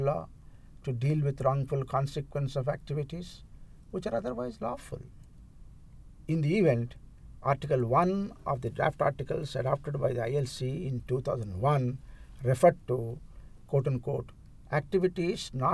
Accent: India; I am from India

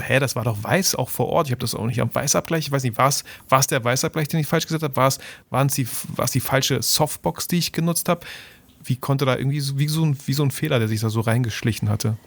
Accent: Germany; bei uns in Deutschland

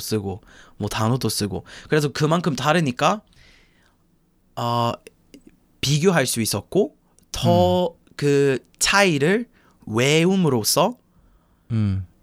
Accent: Chicago, Illinois, United States; Korean is a second language; moved away as an adult; also born or lived in Busan; now in Korea; 저는 뭐 시카고에서 왔고 아, 미국 놈이고

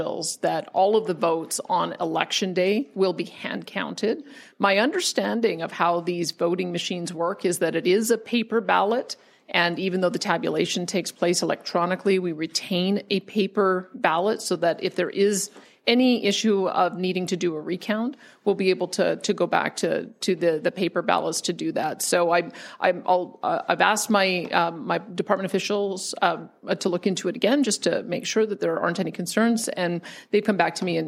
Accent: High River, Alberta, Canada; my home town of High River

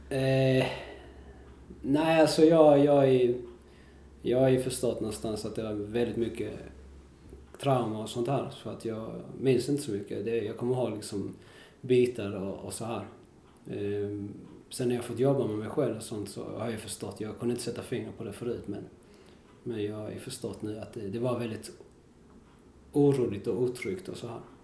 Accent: Kristianstad, Skåne, Sweden; also born or lived in Valparaíso, Chile / Viña del Mar, Chile; vi flyttade till Skåne, till ett ställe som heter Kristianstad

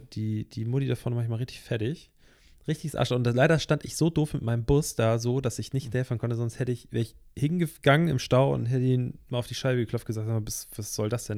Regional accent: Northern Germany, Germany; Wir kommen ja hier aus dem Norden

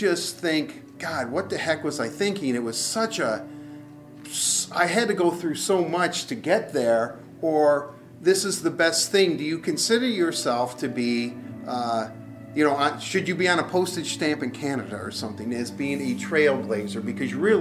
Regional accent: Detroit, Michigan, United States; I grew up in Detroit

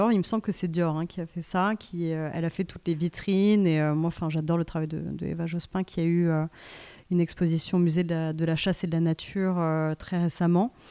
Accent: Japan; now in France; Euh, moi, je viens aussi du Japon, et au Japon, on s'en fout.

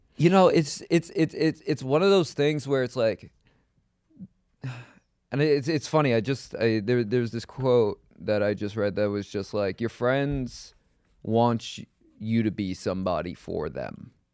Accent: New York City, New York, United States; I grew up in Queens. I never left New York really other than to go to L

